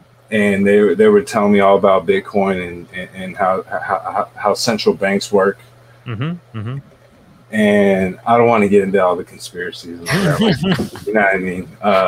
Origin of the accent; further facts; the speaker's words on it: San Jose, California, United States; currently, I'm 29 years of age. … I'm from Almaden. It's a small town in South San Jose, California.